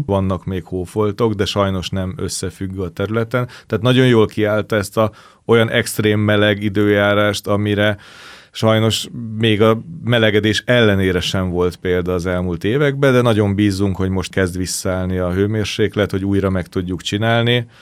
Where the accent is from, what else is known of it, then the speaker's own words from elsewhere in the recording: Budapest, Hungary; Nekem is az a szerencsés helyzet volt, hogy ott a közelben a diósárokban laktam, ezért iskola után fel tudtam menni